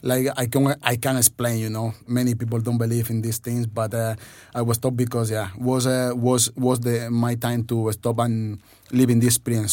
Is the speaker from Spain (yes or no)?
yes; Spain; born or raised there; English is a second language; also born or lived in Dominican Republic